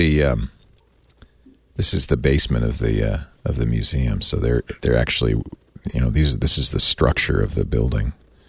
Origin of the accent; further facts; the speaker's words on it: New York City, New York, United States; born there; I was born in New York City, so I don't know why, but I feel like that's home in many ways, even though I didn't live there very long.